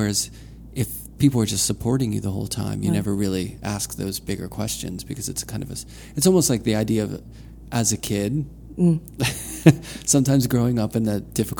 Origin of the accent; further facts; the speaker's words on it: Pittsburgh, Pennsylvania, United States; I grew up in Pennsylvania and, you know, in Pittsburgh, and went to school at Penn State